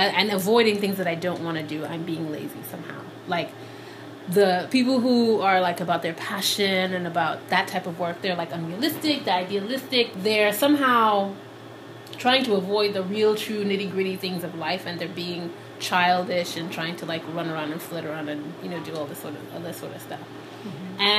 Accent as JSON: {"language": "English", "country": "Nigeria", "tie": "born or raised there", "also_born_or_lived": "Liberia", "moved": "as an adult", "lives_now": "United States", "said": "I was born in Liberia to Sierra Leonean parents, and then I moved to Nigeria when I was 6, and I lived in Nigeria from when I was 6 to 18."}